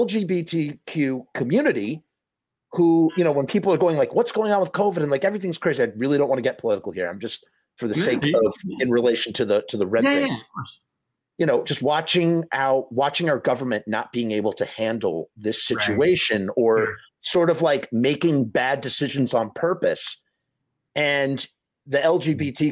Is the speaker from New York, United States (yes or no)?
yes; Scarsdale, New York, United States; I am born and raised Scarsdale